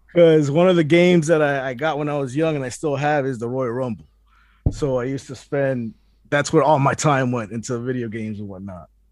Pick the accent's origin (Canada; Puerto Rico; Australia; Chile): Puerto Rico; now in Miami, United States; I was born in Puerto Rico